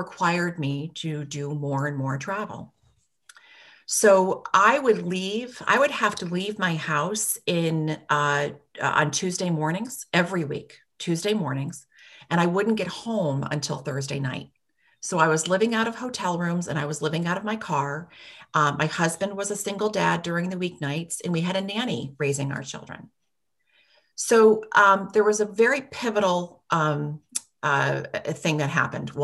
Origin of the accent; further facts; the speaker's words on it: Latham, New York, United States; moved away as an adult; also born or lived in Washington, D.C.; now in Ballston Spa, United States; I grew up in this area. I grew up in Latham, and I wanted to come back home to start a family